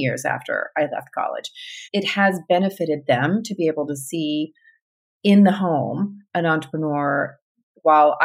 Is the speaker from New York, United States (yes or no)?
no; Grand Prairie, Texas, United States; also born or lived in California / El Paso, Texas; I also grew up in a suburb of Dallas. It's called Grand Prairie